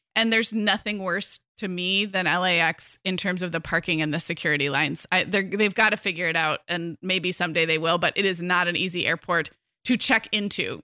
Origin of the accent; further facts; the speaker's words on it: Santa Barbara, California, United States; moved away as an adult; also born or lived in Arizona; I moved back to my hometown of Santa Barbara in summer